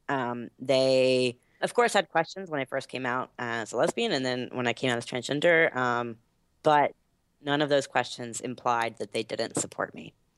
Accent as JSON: {"language": "English", "town": "Asheville", "region": "North Carolina", "country": "United States", "tie": "born or raised there", "also_born_or_lived": "Boston", "moved": "as an adult", "lives_now": "Washington, D.C., United States", "said": "I grew up in North Carolina, specifically Western North Carolina. So in the mountains, um, is where I call home in Asheville."}